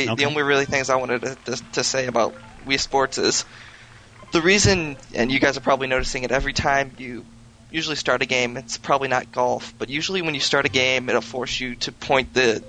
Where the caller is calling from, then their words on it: Detroit, Michigan, United States; from Detroit, Michigan.